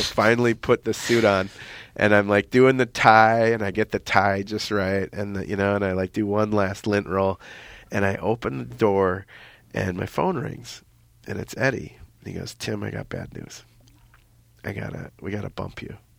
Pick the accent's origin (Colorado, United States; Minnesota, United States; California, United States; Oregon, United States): Minnesota, United States; I'm from Minnesota